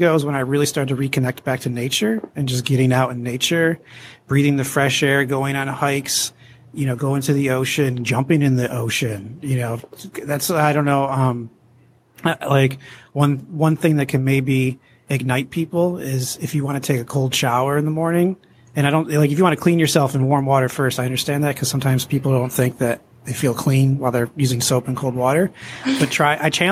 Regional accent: New York, United States; now in California, United States; I'm actually originally from New York

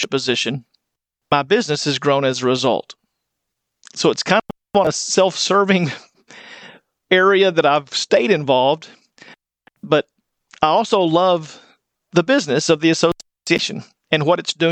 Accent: West Texas, United States; moved away as an adult; now in Wichita Falls, United States; I grew up in West Texas

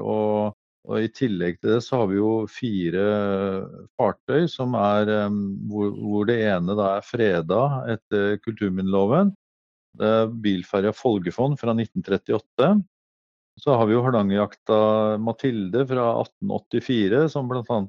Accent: Eastern Norway, Norway; accent: Eastern Norwegian; moved away as an adult; now in Norheimsund, Norway; er jo østlending og har ikke lagt om dialekta mi

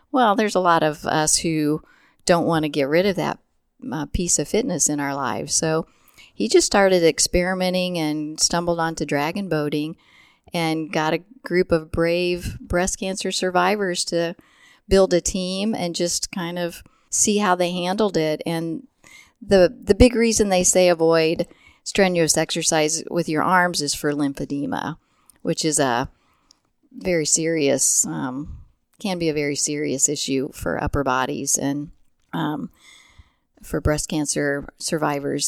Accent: Chrisman, Illinois, United States; also born or lived in Indianapolis, Indiana; I grew up in central Illinois. Um, I grew up in Chrisman, Illinois.

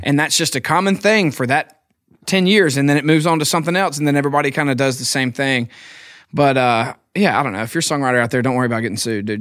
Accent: Philadelphia, Mississippi, United States; moved away as an adult; now in Nashville, United States; I'm from Philadelphia, Mississippi.

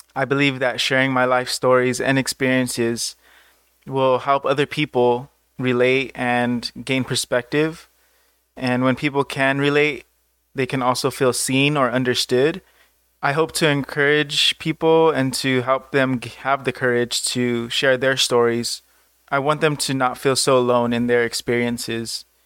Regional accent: Los Angeles, California, United States; also born or lived in Orange County, California; I was born and raised in Southern California, mostly Los Angeles, but I moved to Orange County when I was eighteen

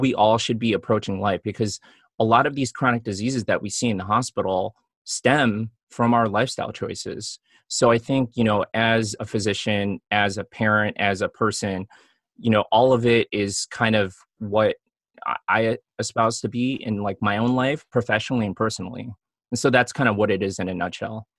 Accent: Chicago, Illinois, United States; now in Los Angeles, United States; I grew up in Chicago

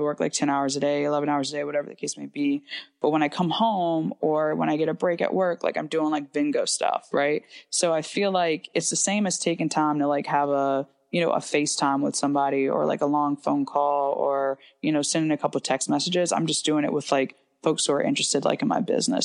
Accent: Ashland, Virginia, United States; I'm from Hanover County, specifically Ashland, Virginia. It's a small train town, um, approximately about seven thousand people. So I grew up in a very small town um, just outside of Richmond

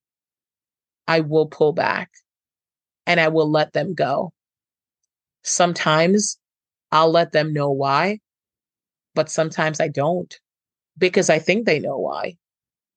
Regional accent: Jamaica; I'm from Jamaica

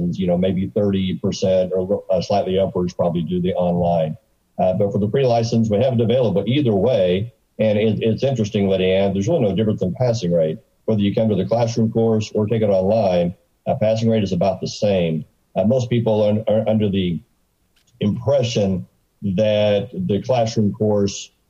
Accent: Arkansas, United States; I'm from Arkansas

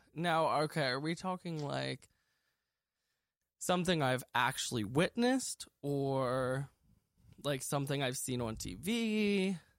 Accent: Lancaster, Pennsylvania, United States; I was born in Lancaster, Pennsylvania, uh, March twenty-eighth, nineteen ninety-four, and I still live here. I lived here my whole life.

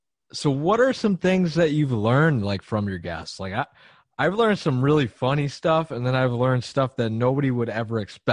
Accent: Buffalo, New York, United States; I'm from Buffalo, so like, that's like my hometown hero.

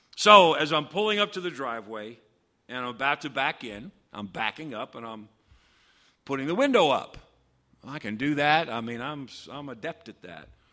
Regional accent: United States; we as American Christians

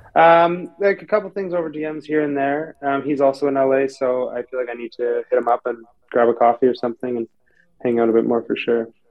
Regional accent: Toronto, Ontario, Canada; moved away as an adult; now in California, United States; I'm from Toronto, Canada. Grew up there, born and raised

